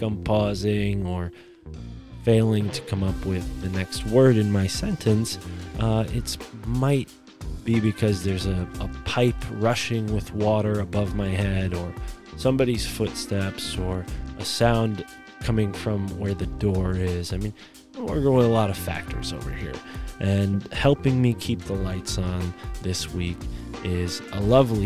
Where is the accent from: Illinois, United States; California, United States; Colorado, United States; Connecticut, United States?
Connecticut, United States